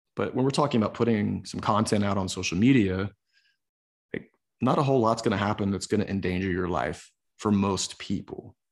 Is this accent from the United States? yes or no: yes; the South, United States; growing up in the South